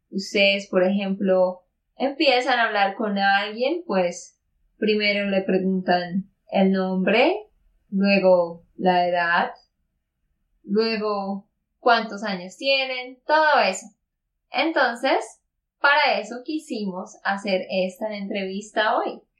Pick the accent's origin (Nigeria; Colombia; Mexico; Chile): Colombia; Santander; also born or lived in Barranquilla, Colombia; de Santander, Colombia.